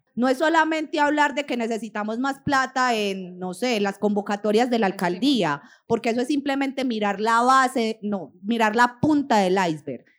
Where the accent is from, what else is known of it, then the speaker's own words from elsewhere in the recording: Colombia; como población colombiana